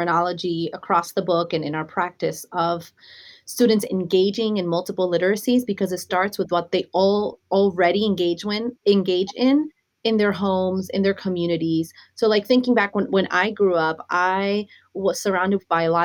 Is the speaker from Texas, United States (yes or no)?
no; New York City, New York, United States; also born or lived in Chile / Queens, New York; I grew up in New York City, I came from Chile at a very young age